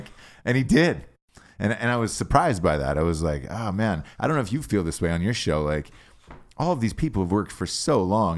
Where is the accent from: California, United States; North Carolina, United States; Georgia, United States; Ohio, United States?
Georgia, United States; Atlanta; growing up in Atlanta